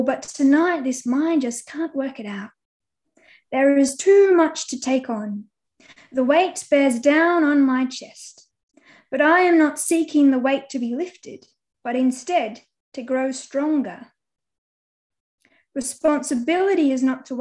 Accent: Australia; moved away; also born or lived in Central Australia / Southern Victoria; I'm normally between Central Australia and Southern Victoria

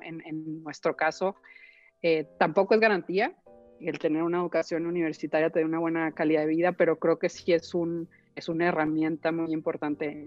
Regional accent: northern Mexico, Mexico; also born or lived in Chicago / Monterrey; soy una mujer norteña, muy norteña, con todo lo bueno y lo malo que eso implica

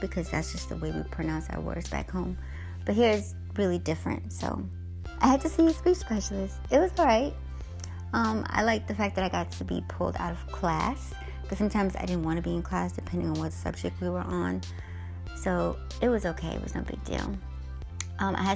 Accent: United States; also born or lived in Guyana; So I grew up in the States. This is really all I know.

